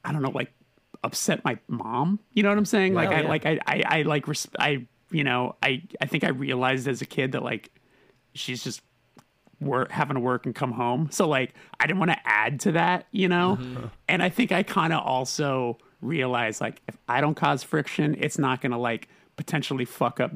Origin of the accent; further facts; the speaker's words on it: Burbank, California, United States; I'm born and raised Burbank, California.